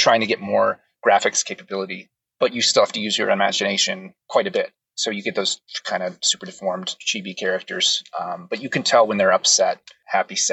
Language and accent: English; Seattle, Washington, United States; also born or lived in Hawaii; I grew up in Seattle